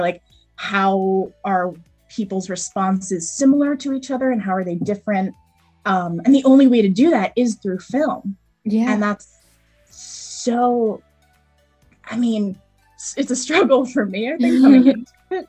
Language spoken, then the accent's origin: English; East Coast, Northeast, United States; I grew up in the East Coast, sort of northeastern small suburb.